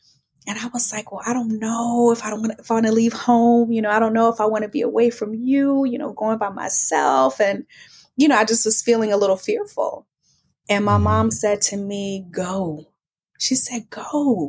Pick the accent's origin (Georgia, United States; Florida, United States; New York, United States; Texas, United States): Texas, United States; Houston; Yeah, well, you know, they say that you can take the girl out the country, but you can't take the country out the girl. And that is so true. I'm really proud of my roots and where I come from.